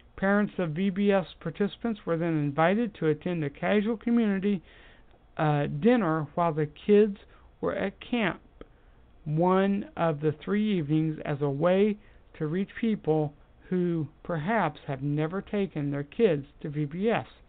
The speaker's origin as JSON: {"language": "English", "country": "United States", "said": "I am an American and proud of it"}